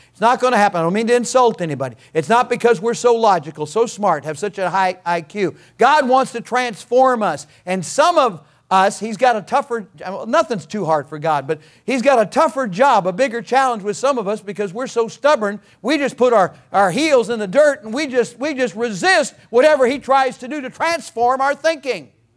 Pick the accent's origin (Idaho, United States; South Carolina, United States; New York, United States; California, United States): California, United States; I was born in California. I'm a native of California